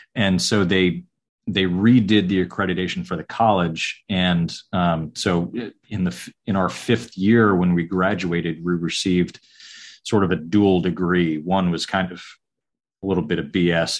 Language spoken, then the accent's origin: English; Kings Bay, Georgia, United States; also born or lived in upstate New York / Savannah, Georgia; my parents were both civil service. Uh, so I grew up in Kings Bay, Georgia